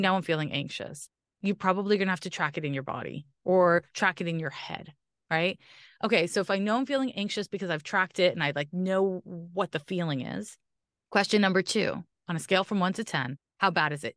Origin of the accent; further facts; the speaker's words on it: Canada; I'm Canadian